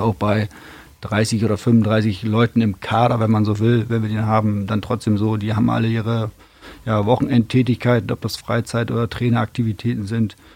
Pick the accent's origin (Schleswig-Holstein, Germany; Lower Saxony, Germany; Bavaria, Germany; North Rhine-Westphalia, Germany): Lower Saxony, Germany; Oldenburg; also born or lived in Meppen; in Oldenburg damals groß geworden